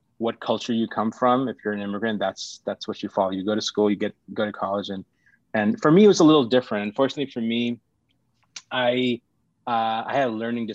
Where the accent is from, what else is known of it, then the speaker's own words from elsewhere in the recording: Los Angeles, California, United States; also born or lived in Sri Lanka / India; growing up in California, it's going to LAUSD, which is our high school district